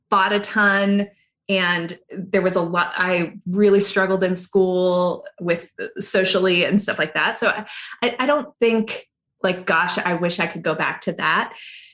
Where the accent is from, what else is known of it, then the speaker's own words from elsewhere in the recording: Pahoa, Hawaii, United States; I grew up in a little town near a little town called Pahoa, and I did go to Hilo High